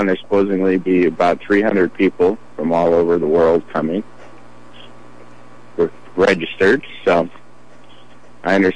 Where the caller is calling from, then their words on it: California, United States; I'm calling from Northern California at the Solar Pioneer Party starts this afternoon.